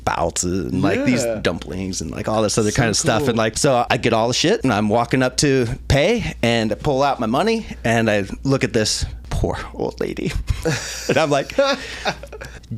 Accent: Idaho, United States; moved away as an adult; also born or lived in Salt Lake City, Utah / Portland, Oregon / Raleigh, North Carolina / Taiwan; I was born in Salt Lake City, Utah, raised in Idaho, jumped to Portland

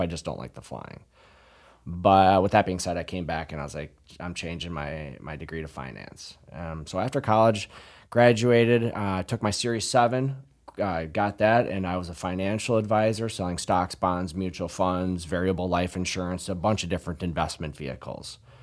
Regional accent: La Crosse, Wisconsin, United States; I'm from La Crosse originally. Uh, I went to Central High School, graduated in nineteen ninety-nine

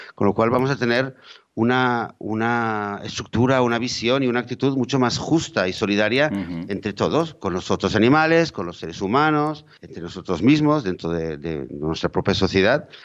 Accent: Spain; yo en mi país, eh, eh, en España

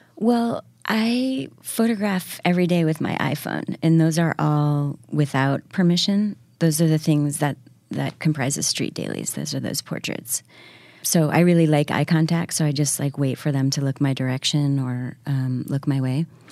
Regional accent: Syracuse, New York, United States; now in New York, United States; I was raised outside of Syracuse.

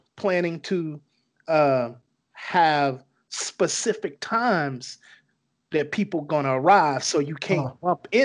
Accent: Chicago, Illinois, United States; I'm from Chicago

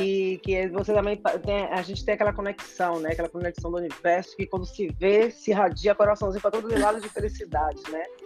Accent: Bahia, Brazil; moved away as an adult; also born or lived in Germany; now in Spain; sou baiana.

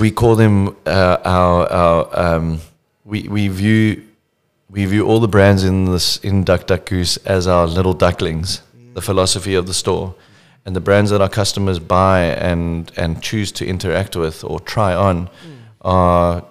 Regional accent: South Africa; we are all South African

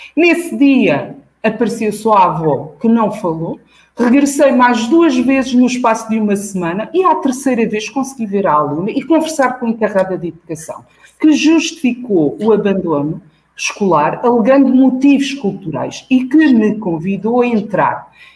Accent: Almada, Setúbal, Portugal; esta escola representava a fronteira entre os alunos dos bairros sociais periféricos de onde eu vim e os alunos de Almada

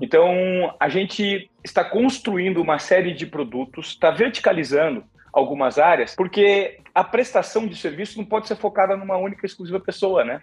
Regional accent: Presidente Venceslau, São Paulo, Brazil; now in São Paulo, Brazil; de onde eu vim, eu sou um menino simples de Presidente Venceslau, interior de São Paulo. Fui conhecer São Paulo com 17 anos

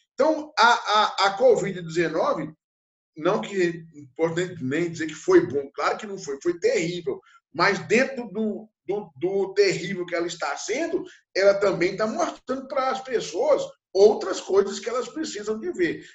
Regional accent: interior of Minas Gerais, Brazil; eu, que sou do interior de Minas Gerais, numa região muito pobre, que nasci na década de 60

